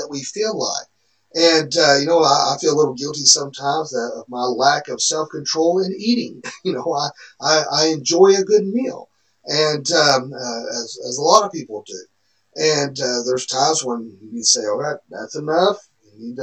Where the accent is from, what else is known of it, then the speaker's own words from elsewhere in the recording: the Bible Belt, United States; when we grew up here in the Bible Belt